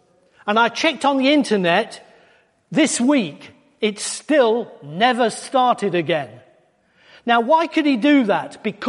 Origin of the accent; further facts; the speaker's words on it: Wales, United Kingdom; because we came from North Wales, just near to where we lived, is a place called Rhuddlan.